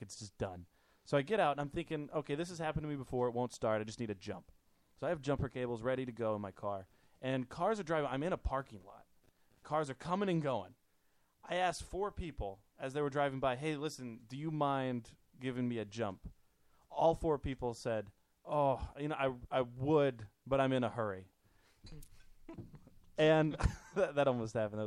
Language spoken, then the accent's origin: English; Kentucky, United States; moved away; I grew up in Kentucky.